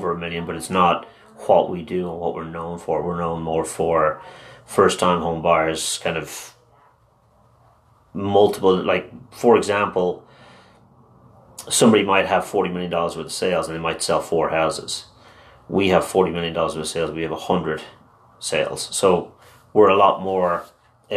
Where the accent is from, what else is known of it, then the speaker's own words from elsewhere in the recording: Dublin, Leinster, Ireland; first language Irish; English is a second language; In Dublin, but I went to an all-Irish school